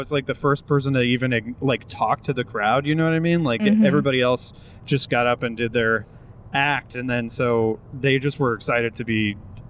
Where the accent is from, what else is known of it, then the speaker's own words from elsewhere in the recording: Ipswich, Massachusetts, United States; The North Shore of Portugal is Spain. But no, I grew up in Ipswich.